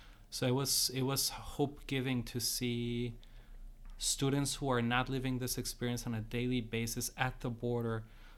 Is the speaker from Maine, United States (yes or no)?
no; San Diego, California, United States; also born or lived in Tijuana, Mexico; So I'm from San Diego, Tijuana, Mexicali, Imperial. So from this region